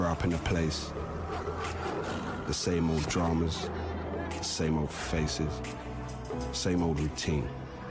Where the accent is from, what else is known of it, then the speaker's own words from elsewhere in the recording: London, United Kingdom; I'm from London, and this is my story.